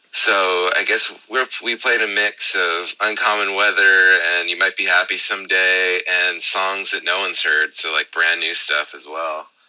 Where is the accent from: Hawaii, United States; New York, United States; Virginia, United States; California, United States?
California, United States; Southern; now in San Francisco, United States; where I grew up in Southern California